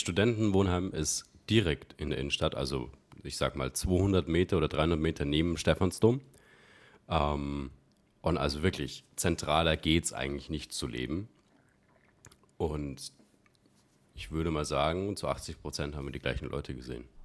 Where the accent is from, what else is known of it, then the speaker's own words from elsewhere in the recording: countryside near Regensburg, Bavaria, Germany; moved away as an adult; now in Vienna, Austria; ich bin im Land groß geworden, auch. Äh, und habe so, so acht oder zehn Kilometer gehabt zu der nächsten Großstadt, und zwar Regensburg.